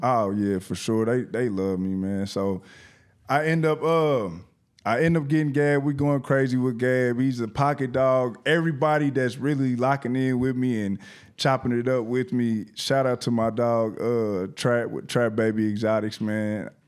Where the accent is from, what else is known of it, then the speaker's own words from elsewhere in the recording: Indianapolis, Indiana, United States; from Nap Town to Your Town, I came all the way down here by myself